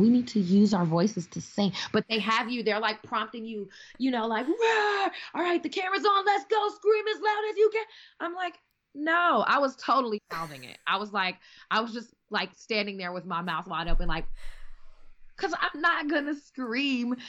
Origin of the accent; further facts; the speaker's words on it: Chicago, Illinois, United States; moved away; also born or lived in Milwaukee, Wisconsin; I'm like from Chicago originally, like you know what I mean, concrete jungle